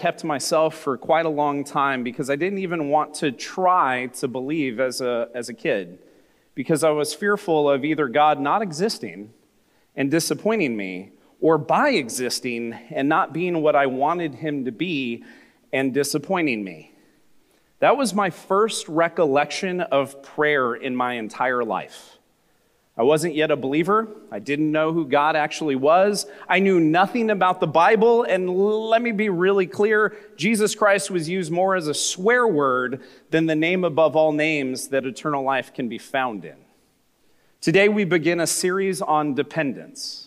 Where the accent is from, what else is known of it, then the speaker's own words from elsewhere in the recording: California, United States; I grew up in America, in California, in the 1980s